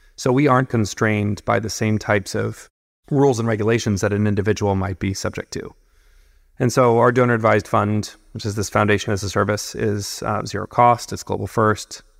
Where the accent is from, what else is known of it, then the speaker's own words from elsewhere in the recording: California, United States; I'm from California originally, um, born and raised, working class family.